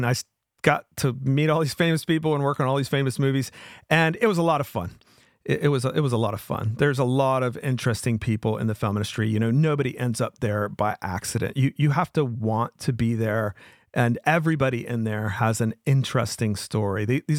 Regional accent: Wilmington, North Carolina, United States; And just by luck, it ended up coming to my town, my hometown of Wilmington.

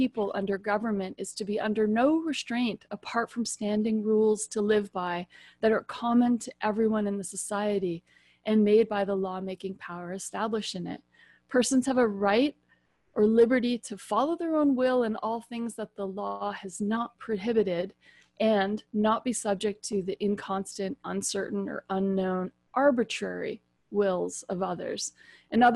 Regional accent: United States; I'm also American

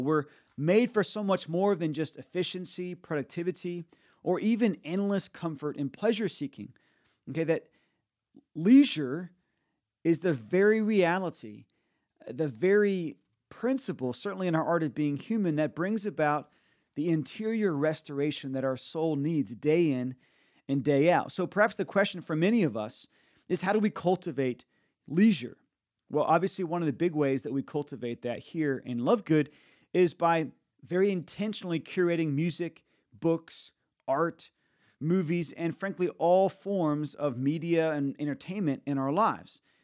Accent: United States; also born or lived in Nashville, Tennessee; now in Tampa, United States; I see it in myself as an American

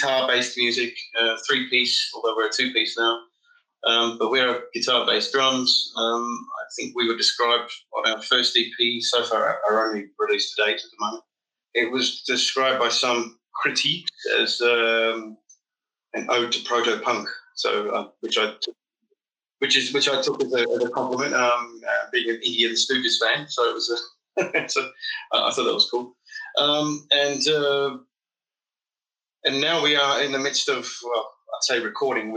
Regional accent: Melbourne, Victoria, Australia; moved away as an adult; also born or lived in London, United Kingdom; now in Berlin, Germany; I come from Australia. It's a little city called Melbourne, which is considerably bigger than Berlin. Raised by an Italian, to an Italian family

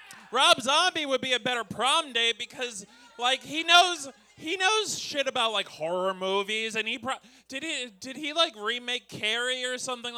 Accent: Brockton, Massachusetts, United States; I'm from Brockton. We don't even count as part of the South Shore unless they want to include our bar pizza.

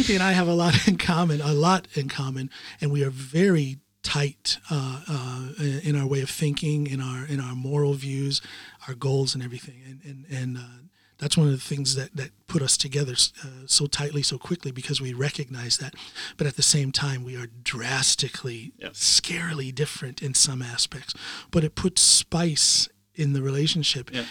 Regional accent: Norton, Ohio, United States; born or raised there; moved away as an adult; also born or lived in Akron, Ohio; now in Norway

